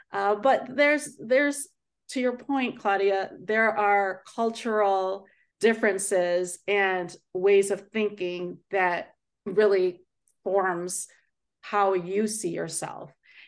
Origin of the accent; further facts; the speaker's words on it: Philippines; And I say, because I am Asian, because I'm Filipino, sometimes I feel that people think differently